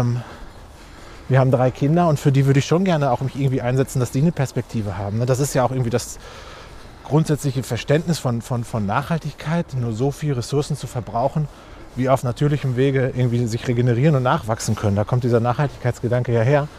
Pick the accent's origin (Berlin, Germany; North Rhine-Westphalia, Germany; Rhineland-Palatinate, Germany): North Rhine-Westphalia, Germany; Recklinghausen; im, im, Stadtgarten von Recklinghausen, meiner Heimatstadt.